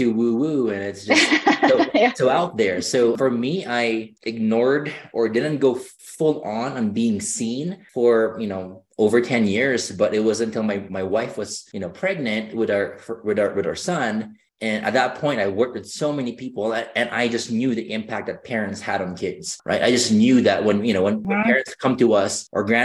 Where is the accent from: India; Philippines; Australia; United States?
Philippines; moved away; growing up, I grew up in the Philippines